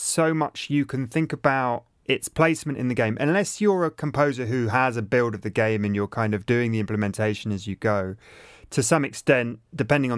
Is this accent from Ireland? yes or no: no; England, United Kingdom; I'm English and British, but my granddad was German